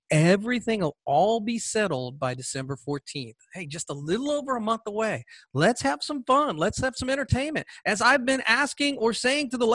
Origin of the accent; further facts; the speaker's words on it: Georgia, United States; Georgia, my home state